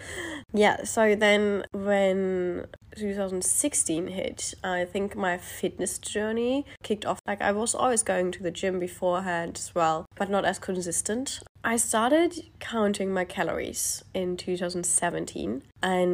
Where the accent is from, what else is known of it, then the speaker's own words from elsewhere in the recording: Germany; moved away as an adult; now in Australia; I live in Australia, however, I grew up in Europe. I am actually German, and I live in Australia for the last 3 years and a bit.